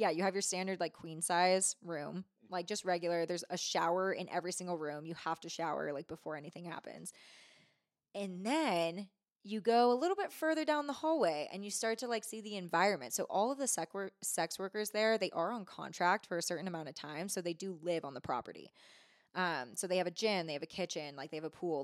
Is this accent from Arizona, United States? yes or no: no; Bay Area, California, United States; moved away as an adult; also born or lived in Truckee, California; now in Reno, United States; I grew up in the Bay Area